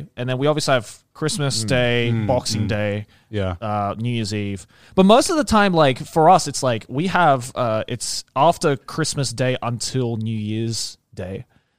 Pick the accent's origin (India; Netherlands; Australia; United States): Australia; moved away